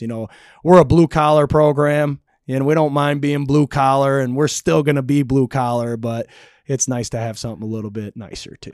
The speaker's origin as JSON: {"language": "English", "town": "Montrose", "region": "Michigan", "country": "United States", "tie": "born or raised there", "moved": "as an adult", "lives_now": "Big Rapids, United States", "said": "I'm a small town guy. I grew up in Montrose."}